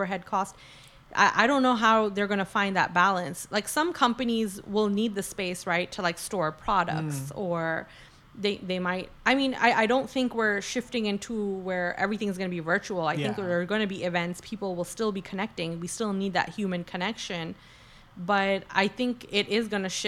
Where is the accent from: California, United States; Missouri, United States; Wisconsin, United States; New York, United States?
New York, United States; New York City; we're from New York City